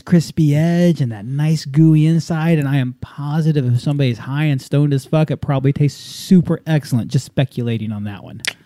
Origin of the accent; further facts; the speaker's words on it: Southern California, United States; growing up in Southern California